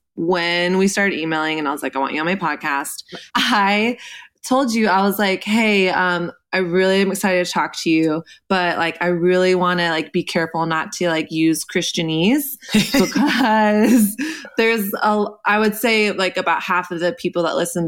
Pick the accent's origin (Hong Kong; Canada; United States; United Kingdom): United States; Texas; I didn't grow up in the church, but I grew up in Texas.